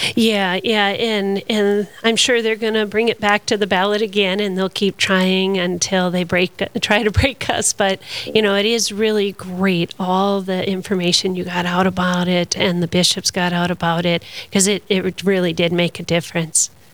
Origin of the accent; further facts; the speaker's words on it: Minnesota, United States; I'm a Minnesotan